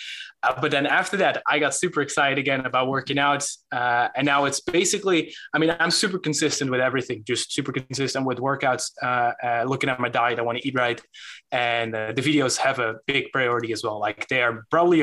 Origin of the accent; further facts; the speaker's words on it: Netherlands; English is a second language; I'm from the Netherlands. And sometimes I have this weird accent going on